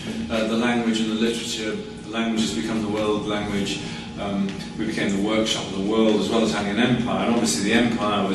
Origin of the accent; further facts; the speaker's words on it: Manchester, North West England, United Kingdom; I'm from Manchester